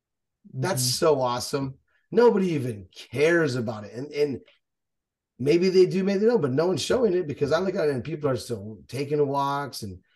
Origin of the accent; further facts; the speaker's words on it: Texas, United States; We're from Texas, bro.